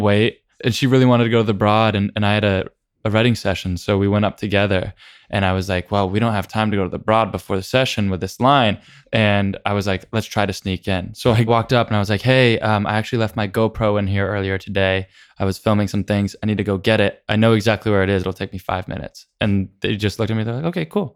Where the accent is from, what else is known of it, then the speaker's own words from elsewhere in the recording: San Diego, California, United States; I grew up in San Diego